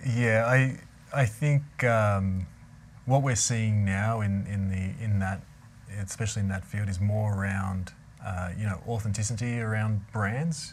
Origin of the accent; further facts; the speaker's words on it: Melbourne, Victoria, Australia; moved away; I grew up in Melbourne, Australia, in the, in the Yarra Valley